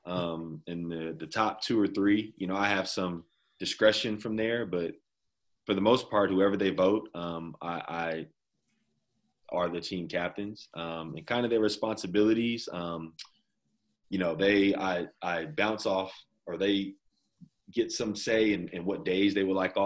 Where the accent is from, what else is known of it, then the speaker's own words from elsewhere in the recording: Inglewood, California, United States; also born or lived in Davis, California; I grew up in Inglewood